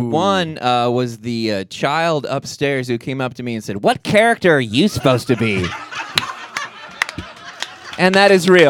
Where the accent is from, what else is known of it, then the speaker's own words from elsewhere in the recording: Denton, Texas, United States; We grew up in Denton. It's very cold and sad.